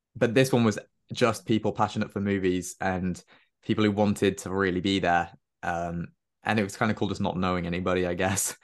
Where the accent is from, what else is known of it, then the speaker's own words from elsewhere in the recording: Cardiff, Wales, United Kingdom; moved away as an adult; also born or lived in London; So I'm, I'm from Cardiff, but I go to university in London.